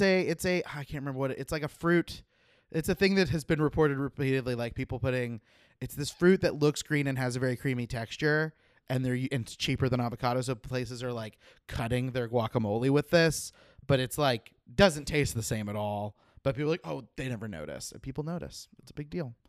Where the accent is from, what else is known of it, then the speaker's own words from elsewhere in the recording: Oklahoma, United States; moved away; I grew up in Oklahoma where the chiropractors are everywhere